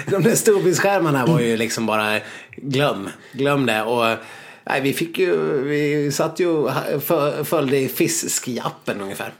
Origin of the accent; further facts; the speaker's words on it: Sweden; vi är, vi är klena svenskar